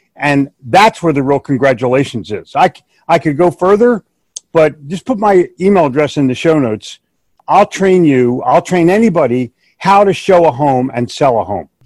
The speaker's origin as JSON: {"language": "English", "town": "Philadelphia", "region": "Pennsylvania", "country": "United States", "tie": "born or raised there", "said": "we're both from the Northeast. I grew up in Philly."}